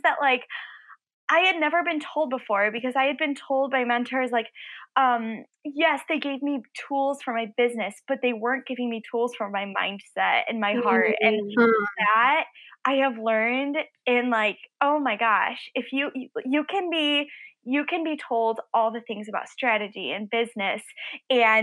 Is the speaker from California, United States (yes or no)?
no; Illinois, United States; I'm from Illinois